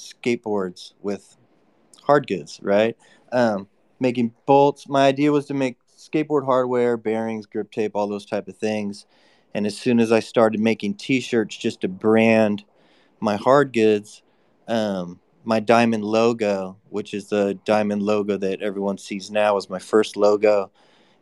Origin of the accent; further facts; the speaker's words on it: San Francisco, California, United States; Growing up in San Francisco